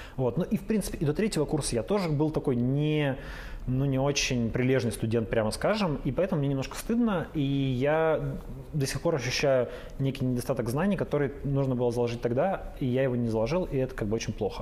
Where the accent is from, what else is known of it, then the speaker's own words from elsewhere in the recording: Yekaterinburg, Sverdlovsk Oblast, Russia; also born or lived in Kamensk-Uralsky; я практически коренной свердловчанин екатеринбуржец и живу в этом городе, ну, 32 года